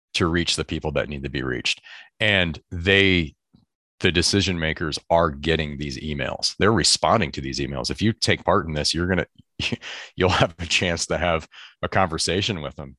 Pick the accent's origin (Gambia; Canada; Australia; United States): United States; southeast Michigan; now in San Francisco Bay Area, United States; I grew up on Lake Erie, uh, southeast Michigan